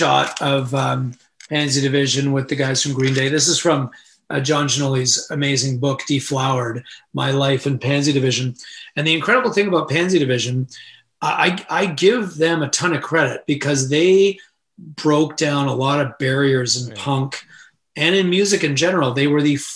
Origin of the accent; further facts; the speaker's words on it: Canada; as Canadians